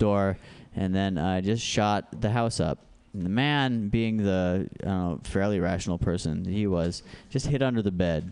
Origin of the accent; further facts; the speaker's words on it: Alaska, United States; now in San Francisco, United States; I grew up in Alaska